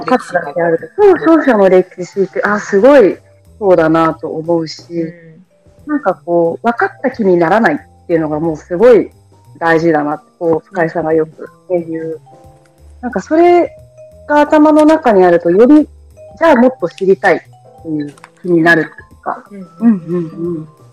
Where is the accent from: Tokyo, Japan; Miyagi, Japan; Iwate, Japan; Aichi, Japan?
Miyagi, Japan; 宮城出身